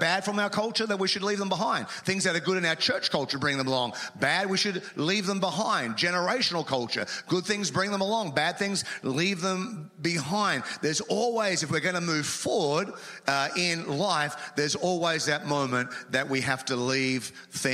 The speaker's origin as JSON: {"language": "English", "country": "Australia", "moved": "yes", "said": "as an Australian"}